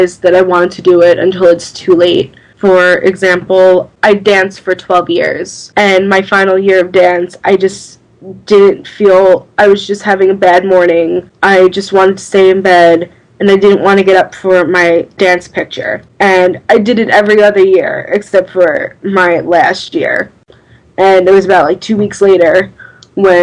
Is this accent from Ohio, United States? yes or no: no; Long Island, New York, United States; I'm from Long Island.